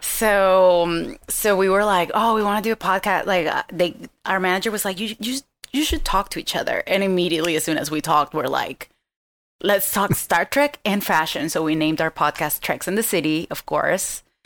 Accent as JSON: {"language": "English", "country": "Venezuela", "moved": "yes", "said": "I am from Venezuela."}